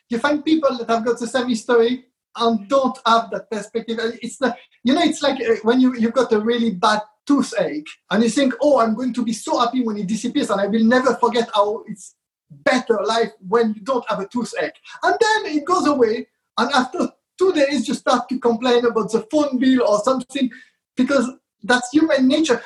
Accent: France; moved away as an adult; also born or lived in Israel; now in London, United Kingdom; I was brought up in France. I was born in Israel uh, and I've been in, uh, in London for now over 30 years, and that's my home here

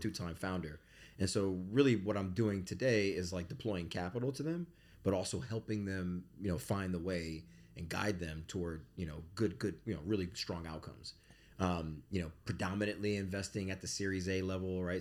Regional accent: Bridgeport, Connecticut, United States; I grew up in Bridgeport, Connecticut in the eighties.

